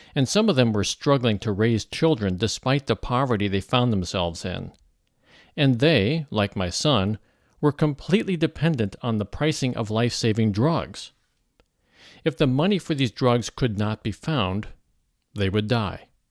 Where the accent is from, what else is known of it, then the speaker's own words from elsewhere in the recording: St. Louis, Missouri, United States; moved away as an adult; also born or lived in Los Angeles, California; I grew up in Saint Louis, so it's really sort of a homecoming for me